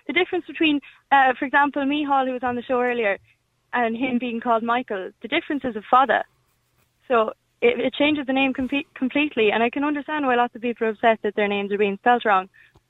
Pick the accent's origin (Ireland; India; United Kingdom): Ireland; County Clare, Munster; moved away as an adult; now in Galway, Ireland; So I'm from County Clare, outside the Gaeltacht, and I'm studying Irish and media through Irish in Galway.